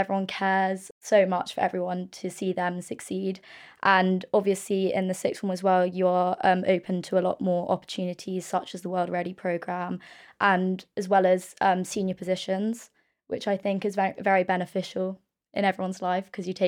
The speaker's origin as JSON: {"language": "English", "region": "London", "country": "United Kingdom"}